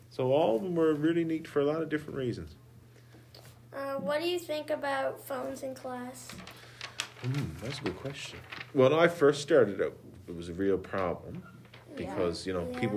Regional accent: Conception Bay South, Newfoundland and Labrador, Canada; Upper Gullies in Conception Bay South.

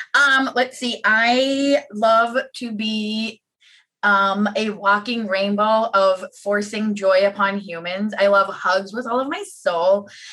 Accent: Pittsburgh, Pennsylvania, United States; my hometown mall, which is now a dead graveyard

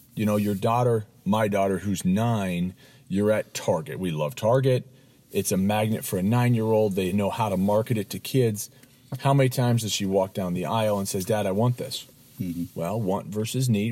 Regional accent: Los Angeles, California, United States; I grew up in Los Angeles, California

